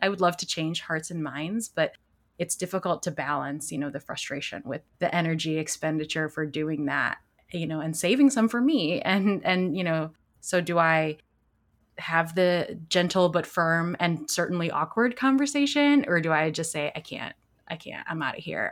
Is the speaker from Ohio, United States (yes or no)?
no; suburbs of Chicago, Illinois, United States; I grew up in a, in a similar situation, it, where, in the suburbs of Chicago